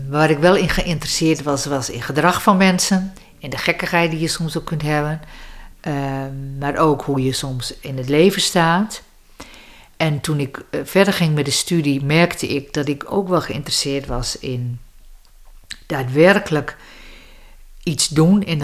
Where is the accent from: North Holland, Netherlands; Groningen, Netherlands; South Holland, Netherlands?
Groningen, Netherlands; Grootegast; Grote gast, dus Westerkwartier.